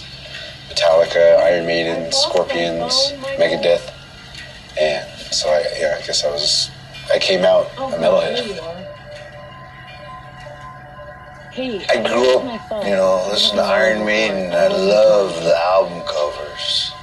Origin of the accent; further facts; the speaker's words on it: Window Rock, Arizona, United States; We're in Windrock, Arizona, my hometown, in a hogan on my drummer's family's land